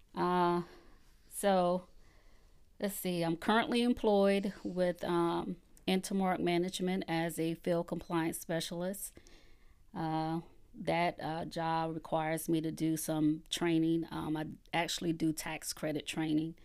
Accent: Conway, South Carolina, United States; also born or lived in Columbia, South Carolina / Georgetown, South Carolina; I was born and raised in Conway, South Carolina

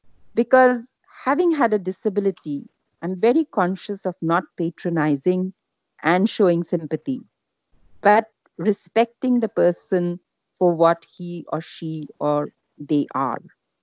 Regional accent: India; moved away as an adult; now in Australia; I'm Indian, basically.

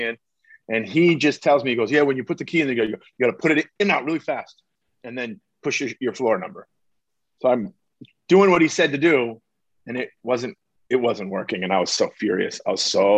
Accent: Long Beach, California, United States; moved away; The original Yard House was in my hometown. The very first Yard House is in Long Beach, California

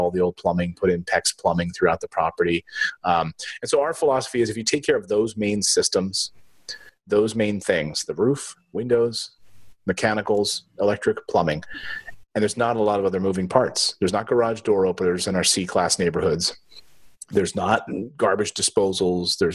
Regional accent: East Coast, United States; I'm from the East Coast

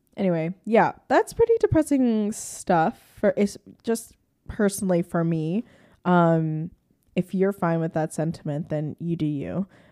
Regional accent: Hershey, Pennsylvania, United States; I grew up in Hershey, Pennsylvania, like, a very rural slash suburban neighborhood.

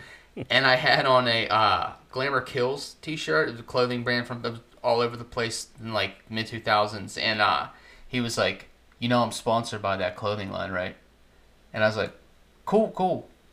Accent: Pittsburgh, Pennsylvania, United States; Pittsburgh area. I'm like 30 minutes outside of the city.

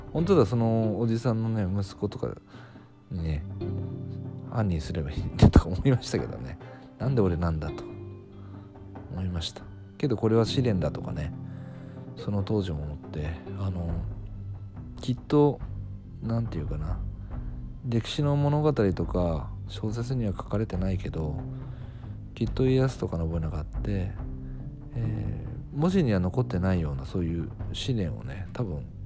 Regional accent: Fukuoka, Japan; moved away; 福岡地元の福岡に帰ったんですけど

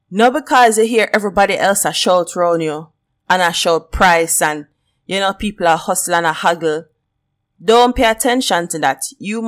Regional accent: Jamaica; accent: Jamaican; I'm Jamaican and I'm proud of where I come from. And the Jamaican accent, one of the best accent.

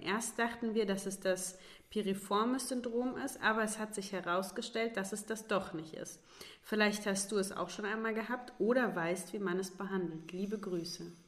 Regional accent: Baunatal, Hesse, Germany; moved away; also born or lived in Kassel; in Baunatal, wo ich herkomme

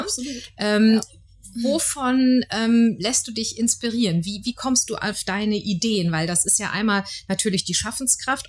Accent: Frankfurt, Hesse, Germany; als Frankfurter ist man ja manchmal eben so hier in unserer schönen Stadt unterwegs

